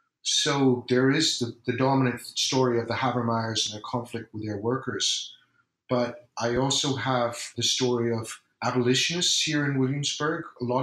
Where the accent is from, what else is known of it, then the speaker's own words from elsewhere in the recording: Ireland; I'm from Ireland